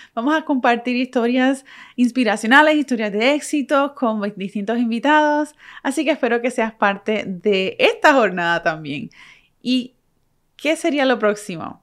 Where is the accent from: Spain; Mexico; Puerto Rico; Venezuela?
Puerto Rico; moved away as an adult; now in United States; Puerto Rico, que, soy que es de donde soy. Soy boricua.